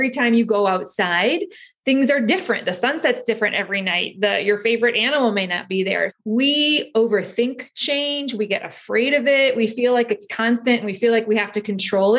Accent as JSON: {"language": "English", "town": "Chicago", "region": "Illinois", "country": "United States", "tie": "born or raised there", "also_born_or_lived": "Cleveland, Ohio", "said": "I'm a kid from Chicago, grew up in Chicago in Cleveland along the shores of the Great Lakes"}